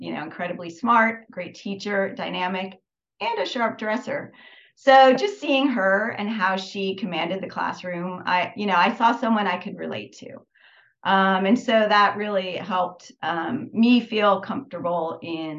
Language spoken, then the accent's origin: English; Northern California, United States; also born or lived in Albuquerque, New Mexico; I grew up in Northern California, about 40 minutes south of San Francisco